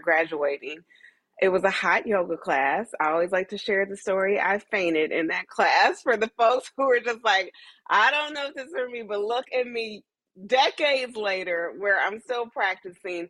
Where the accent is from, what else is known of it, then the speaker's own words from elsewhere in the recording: Dayton, Ohio, United States; moved away as an adult; also born or lived in Atlanta, Georgia; now in New York, United States; I'm originally from Dayton, Ohio